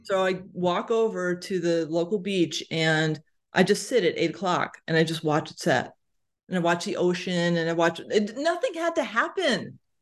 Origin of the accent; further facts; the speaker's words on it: Connecticut, United States; moved away; I'm from Connecticut originally, so, y, you know, East Coast